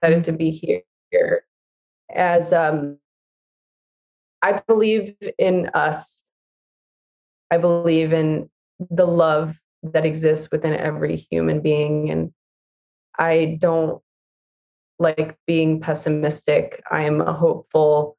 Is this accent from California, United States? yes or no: yes; Los Angeles, California, United States; I grew up in East